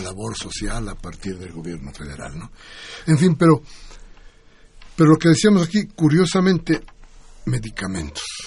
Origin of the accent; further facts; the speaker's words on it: Mexico; todos nosotros somos mexicanos